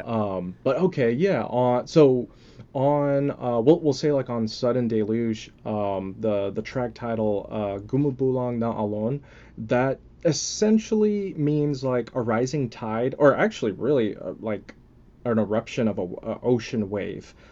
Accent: Texas, United States; also born or lived in California / Philippines (ancestry); I was born in, uh, originally in California. Um, obviously been in Texas most of my life

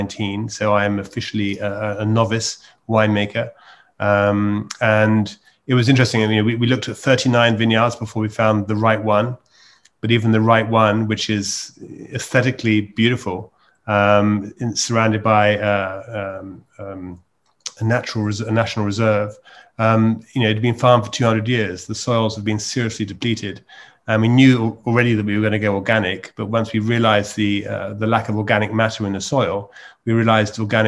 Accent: United Kingdom; moved away as an adult; also born or lived in London; now in Provence, France; I'm a Brit who moved to Provence 12 years ago

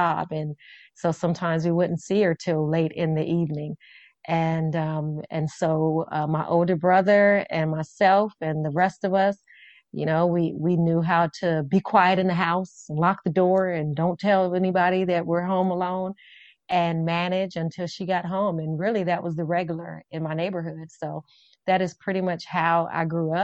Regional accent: Las Vegas, Nevada, United States; growing up, I grew up in Las Vegas. We call it Vegas.

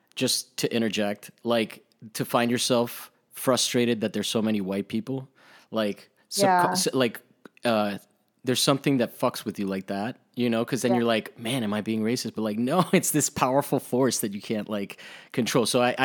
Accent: Rome, Lazio, Italy; I mean, I grew up in Italy and there was a period where that shit was crazy.

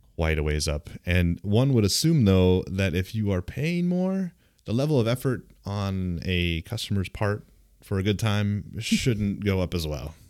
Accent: Southern California, United States; I grew up in Southern California

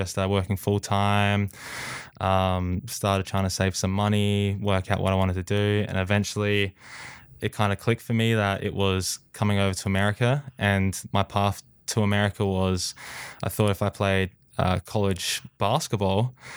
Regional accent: Australia; I uh, was born and raised in Australia.

